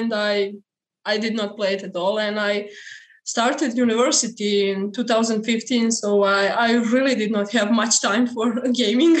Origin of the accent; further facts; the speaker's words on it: Serbia; I'm from Serbia. That's in Europe